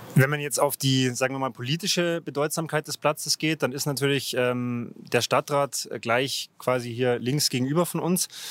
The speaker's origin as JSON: {"language": "German", "town": "Ingolstadt", "region": "Bavaria", "country": "Germany", "tie": "born or raised there", "said": "1988 bin ich gerade in Ingolstadt geboren worden"}